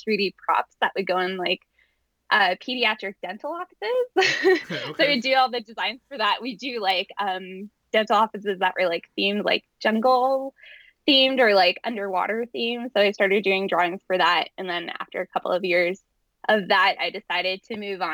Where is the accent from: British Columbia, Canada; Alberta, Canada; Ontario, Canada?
Alberta, Canada; Calgary; I live in Calgary, Alberta, Canada, and I was born and raised here